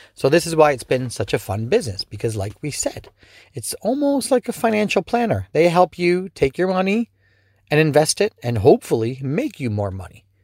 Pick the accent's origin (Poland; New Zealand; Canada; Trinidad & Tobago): Canada; also born or lived in Ontario; as a Canadian, especially in Ontario